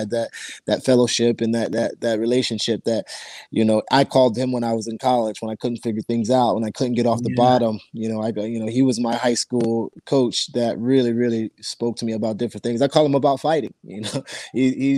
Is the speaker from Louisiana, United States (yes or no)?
no; Virginia, United States; I'm from Virginia